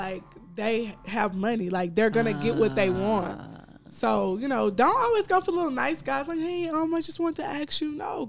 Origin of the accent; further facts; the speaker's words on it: Southern United States, United States; I have a fat tongue. I'm from the South.